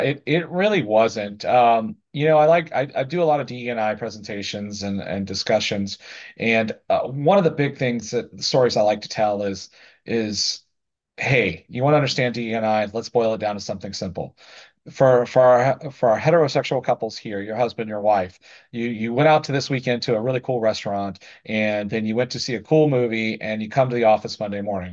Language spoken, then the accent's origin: English; the South, United States; I grew up in the South in a very conservative area